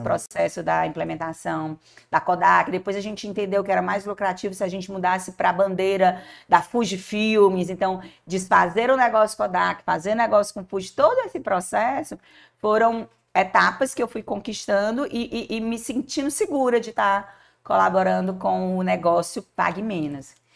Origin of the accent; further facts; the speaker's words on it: Fortaleza, Ceará, Brazil; eu nasci numa casa que ficava em Antônio Bezerra. E era casa, com quintal, com pé de siriguela